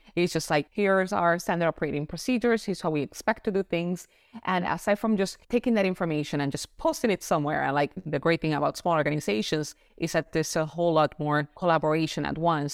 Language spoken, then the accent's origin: English; Puerto Rico; now in Florida, United States; I am originally from Puerto Rico. Now I live in sunny Florida